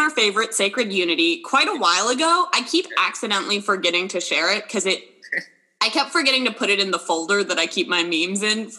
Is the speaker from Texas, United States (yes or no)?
no; California, United States; Growing up in California, you know this.